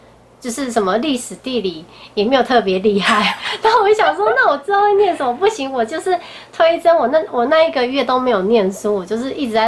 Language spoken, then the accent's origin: Chinese; Kaohsiung, Taiwan; 因为我本身是高雄人